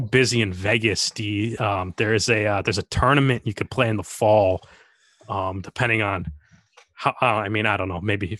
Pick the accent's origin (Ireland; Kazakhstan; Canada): Canada; As a Canadian fan, like it was cool to see the Canadian players show up for this game